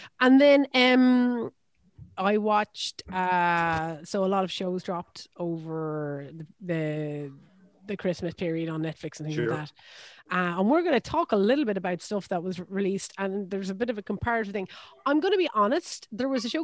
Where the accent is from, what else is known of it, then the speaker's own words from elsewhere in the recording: Ireland; I am an Irish person